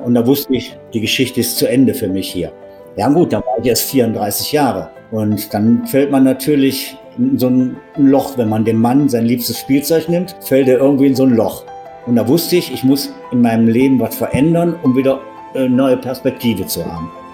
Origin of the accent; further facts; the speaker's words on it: Wuppertal, North Rhine-Westphalia, Germany; moved away as an adult; also born or lived in Mittenwald, Upper Bavaria; ich komme ja aus Wuppertal